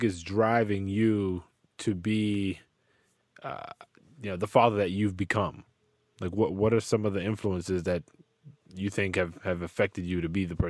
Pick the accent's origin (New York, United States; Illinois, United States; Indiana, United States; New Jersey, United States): New York, United States; New York City; I'm more or less from similar area.